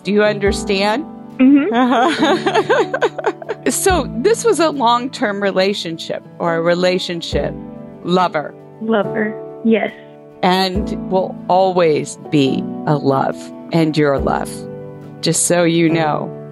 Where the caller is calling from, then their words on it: Lynchburg, Tennessee, United States; I'm calling from Lynchburg, Tennessee